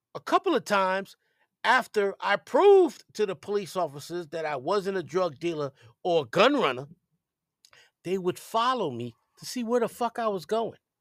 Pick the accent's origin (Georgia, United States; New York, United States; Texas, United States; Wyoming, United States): New York, United States; New York City; I grew up in the Millbrook projects of the South Bronx